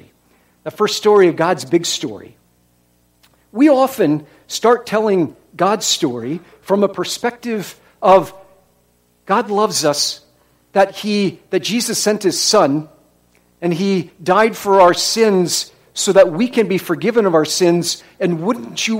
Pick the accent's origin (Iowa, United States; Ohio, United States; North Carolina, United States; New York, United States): Iowa, United States; moved away; I was from Iowa.